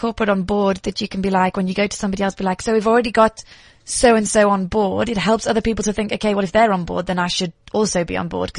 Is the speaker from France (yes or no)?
no; the north of England, United Kingdom; now in South Africa; I'm a northerner.